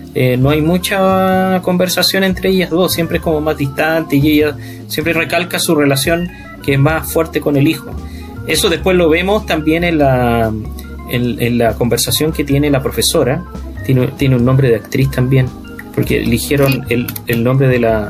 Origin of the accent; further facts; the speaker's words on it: Iquique, Tarapacá, Chile; moved away; cuando yo vivía en Iquique, cuando era chico en Iquique